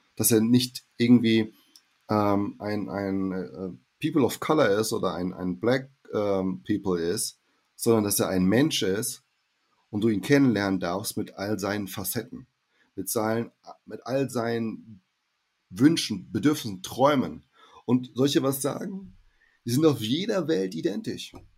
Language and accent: German; Hesse, Germany; also born or lived in Brazil; Ich spreche ja irgendwie Hochdeutsch, ja, ähm, als Hesse